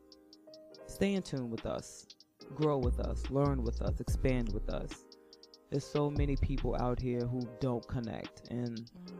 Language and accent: English; New York, United States; I'm a New Yorker